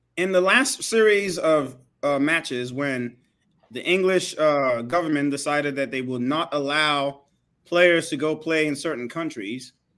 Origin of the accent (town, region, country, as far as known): Nigeria